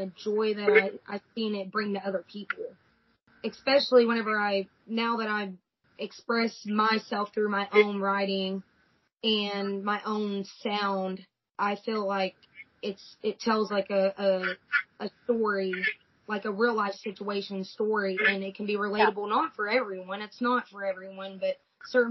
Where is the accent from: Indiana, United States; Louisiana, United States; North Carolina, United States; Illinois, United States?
Indiana, United States; Austin; I grew up in Austin, Indiana. Went to school there my whole life